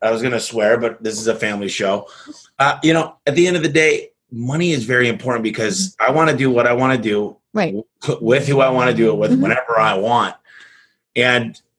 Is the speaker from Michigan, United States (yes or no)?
yes; Michigan, United States; now in Phoenix, United States; I'm from Michigan